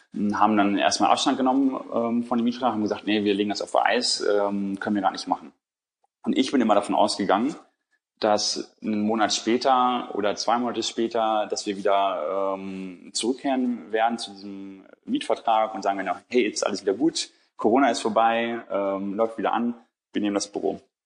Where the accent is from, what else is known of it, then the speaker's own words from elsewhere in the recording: Bielefeld, North Rhine-Westphalia, Germany; now in Hamburg, Germany; ich bin in Bielefeld aufgewachsen